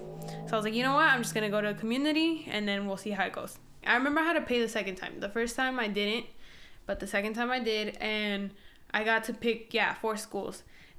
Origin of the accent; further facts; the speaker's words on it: the Bay Area, California, United States; moved away as an adult; now in San Diego, United States; I came from the Bay.